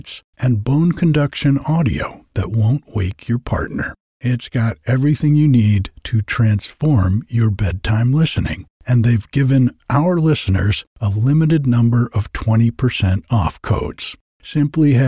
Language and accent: English; Rhode Island, United States; moved away as an adult; now in Northern California, United States; I grew up in Rhode Island and lived and worked on the water there.